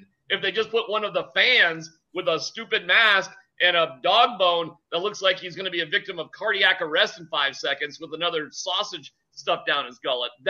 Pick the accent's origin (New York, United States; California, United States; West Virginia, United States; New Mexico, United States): New York, United States; Syracuse; also born or lived in Buffalo; because I lived in Buffalo so long and I came from Syracuse.